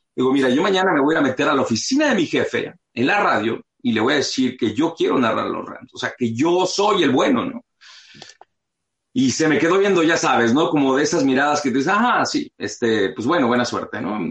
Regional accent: Mexico City, Mexico; now in Los Angeles, United States; yo nací aquí en Los Ángeles y a los seis meses mi familia se, se mudó a la Ciudad de México

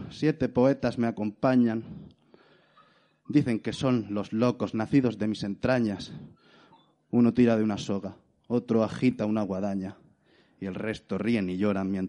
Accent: Granada, Andalusia, Spain; soy de Granada.

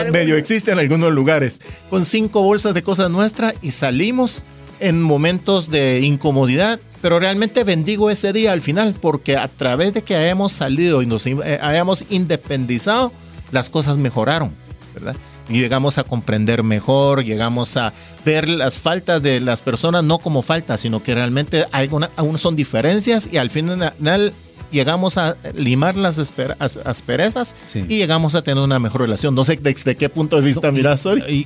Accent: South Korea; now in Guatemala; yo no soy de aquí, yo soy coreano

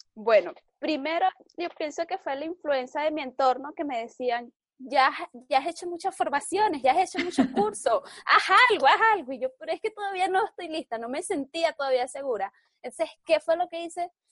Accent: Venezuela; soy venezolana

